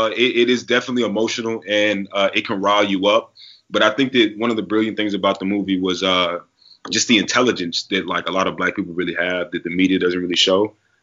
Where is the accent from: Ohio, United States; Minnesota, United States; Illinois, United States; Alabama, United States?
Alabama, United States; Huntsville; my hometown, which is Huntsville, Alabama.